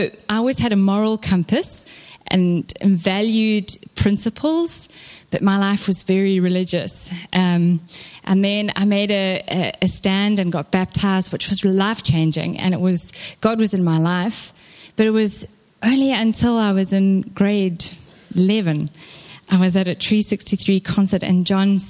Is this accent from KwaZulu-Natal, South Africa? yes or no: yes; Durban, KwaZulu-Natal, South Africa; moved away; I am Durban born and bred